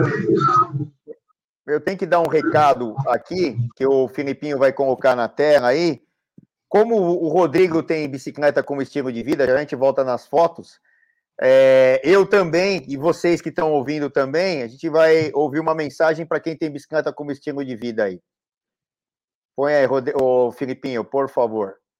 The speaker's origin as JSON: {"language": "Portuguese", "region": "São Paulo", "country": "Brazil", "said": "mesmo sendo paulistano aqui, paulista e paulistano"}